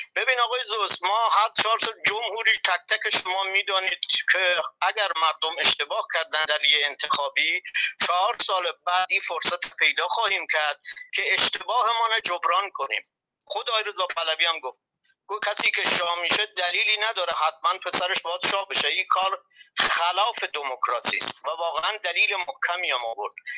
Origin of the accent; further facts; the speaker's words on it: Iran; ما ایرانی هستیم